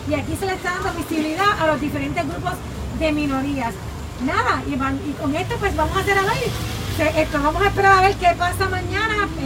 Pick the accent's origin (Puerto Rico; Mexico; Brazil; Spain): Puerto Rico; Más allá de que nosotros puertorriqueños nos sentimos orgullosos